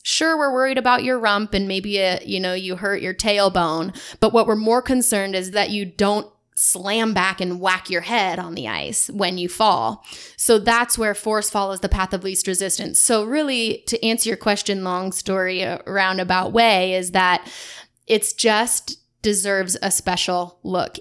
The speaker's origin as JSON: {"language": "English", "town": "Davenport", "region": "Washington", "country": "United States", "tie": "born or raised there", "said": "But I grew up in Davenport, Washington, just west of here, west of Spokane, about forty-five minutes, in small, small town."}